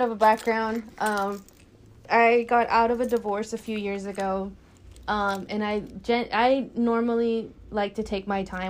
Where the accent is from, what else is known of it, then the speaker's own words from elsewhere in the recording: Dallas, Texas, United States; But yeah, Dallas is home. Dallas has always been home and will always continue to be home.